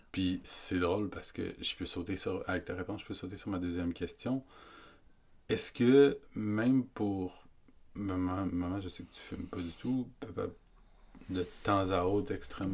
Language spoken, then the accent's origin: French; Quebec, Canada; nous, on est Québécois